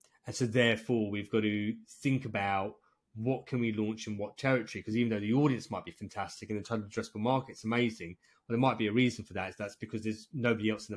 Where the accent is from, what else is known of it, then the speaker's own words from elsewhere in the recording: England, United Kingdom; I'm English